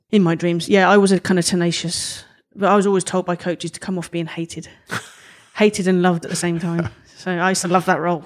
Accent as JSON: {"language": "English", "region": "London", "country": "United Kingdom", "accent": "Cockney"}